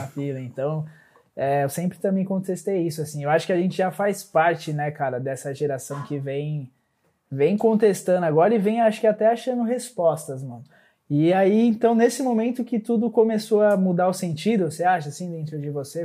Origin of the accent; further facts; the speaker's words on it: Mongaguá, São Paulo, Brazil; eu também passei uma boa parte da minha adolescência em Mongaguá